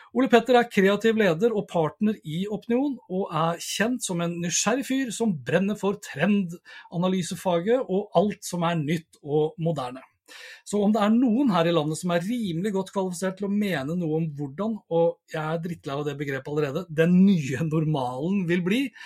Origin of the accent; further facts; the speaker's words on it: Sandefjord, Vestfold, Norway; moved away; jeg er jo opprinnelig fra Sandefjord